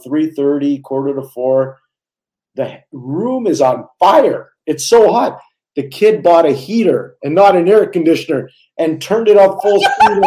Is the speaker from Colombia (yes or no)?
no; Montreal, Quebec, Canada; growing up in Montreal.